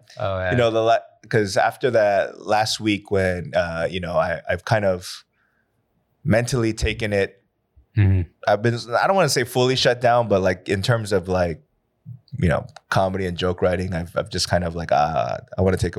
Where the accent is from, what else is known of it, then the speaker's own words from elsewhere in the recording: California, United States; moved away as an adult; now in Korea; I'm from California.